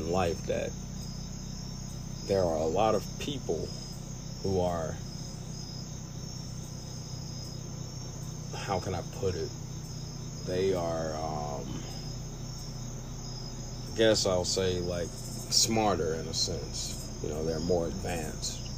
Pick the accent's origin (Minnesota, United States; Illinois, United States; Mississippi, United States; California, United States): Mississippi, United States; Reform; also born or lived in Ackerman, Mississippi; I was born in Ackerman, but Reform is where I grew up.